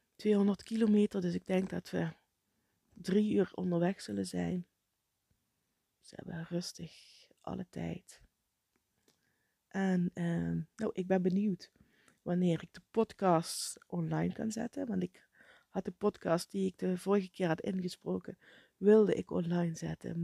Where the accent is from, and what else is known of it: Netherlands